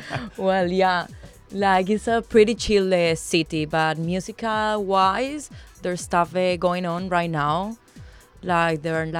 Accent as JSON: {"language": "English", "country": "Colombia", "second_language": "English", "moved": "yes", "lives_now": "Spain", "said": "I'm from Colombia."}